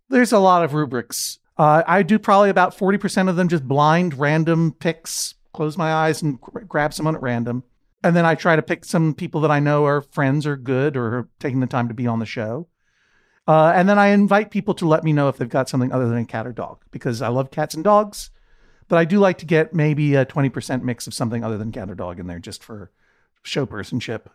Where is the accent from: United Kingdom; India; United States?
United States; Boston, Massachusetts; I'm from Boston